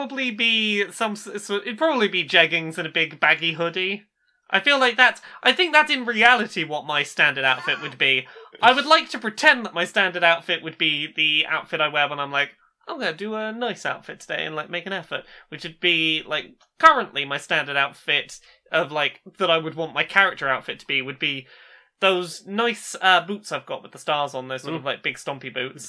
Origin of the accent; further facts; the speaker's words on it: England, United Kingdom; we are English and not American